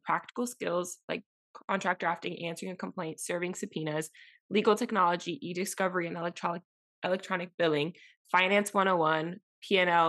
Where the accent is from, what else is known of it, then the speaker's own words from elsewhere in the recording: Miami, Florida, United States; moved away as an adult; growing up in Miami, it's insular